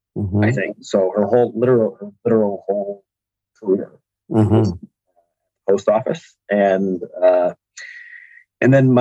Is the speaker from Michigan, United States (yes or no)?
yes; Kalamazoo / Grand Rapids, Southwest Michigan, United States; also born or lived in Mesa, Arizona; And then we moved back to Michigan